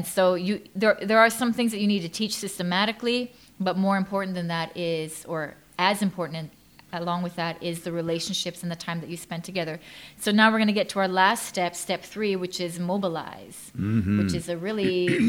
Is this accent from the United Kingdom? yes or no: no; Thailand; now in Canada; because I grew up in Thailand as a missionary's kid, and then I went to North America.